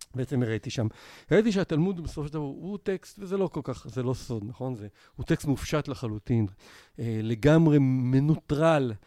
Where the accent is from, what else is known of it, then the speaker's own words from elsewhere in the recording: Israel; אני ישראלי פוסט-יהודי